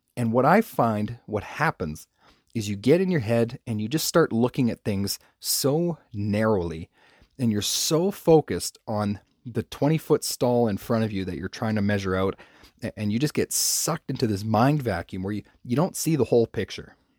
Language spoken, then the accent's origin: English; Canada; I'm from Canada